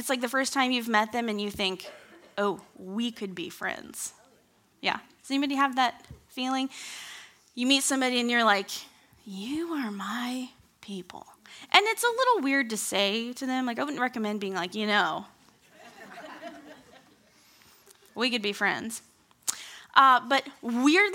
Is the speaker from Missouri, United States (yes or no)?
yes; Kansas City, Missouri, United States; moved away as an adult; now in Campbellsville, United States; I grew up in Kansas City. Kind of. Sixth grade through 12th grade.